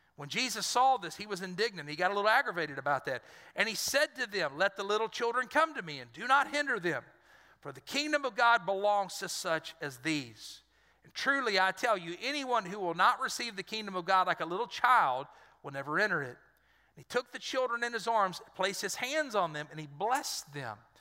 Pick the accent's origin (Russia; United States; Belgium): United States; Dry Prong, Louisiana; I lived, I grew up in Dry Prong